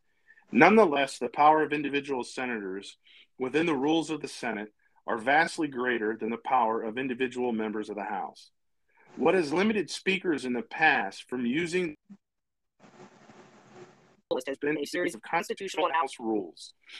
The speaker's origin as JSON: {"language": "English", "town": "Harrisburg", "region": "Pennsylvania", "country": "United States", "tie": "born there", "said": "I was born in Harrisburg, Pennsylvania, to an extremely patriotic family."}